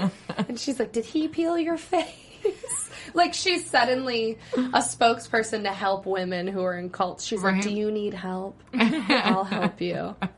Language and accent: English; Wisconsin, United States; moved away as an adult; now in Los Angeles, United States; I had been in LA for 4 months. And he saw my license, my driver's license said I was from Wisconsin.